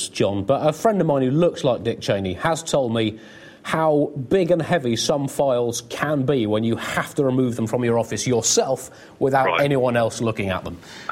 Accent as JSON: {"language": "English", "country": "United Kingdom", "said": "as a British person"}